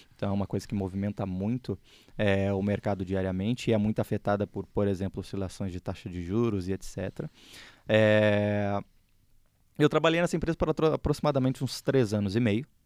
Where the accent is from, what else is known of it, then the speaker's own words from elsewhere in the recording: Porto Alegre, Rio Grande do Sul, Brazil; moved away as an adult; now in São Paulo, Brazil; É, eu sou originalmente gaúcho, não sei se o pessoal sabe, mas eu sou gaúcho, eu sou de Porto Alegre